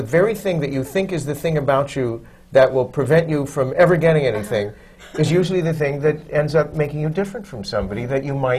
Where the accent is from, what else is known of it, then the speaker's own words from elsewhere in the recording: Chicago, Illinois, United States; now in New York, United States; I'm from Chicago, and I always wanted to end up in New York, so I did.